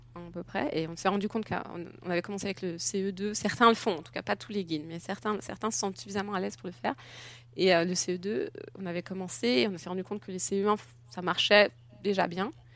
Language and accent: French; France; moved away as an adult; now in Germany; j'ai grandi en France, je suis française.